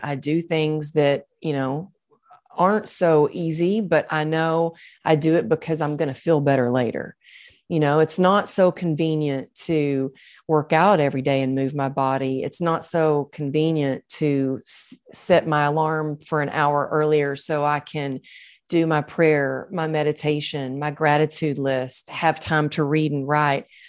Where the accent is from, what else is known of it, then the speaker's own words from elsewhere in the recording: Texas, United States; growing up in Texas, I was taught, like, suck it up and get her done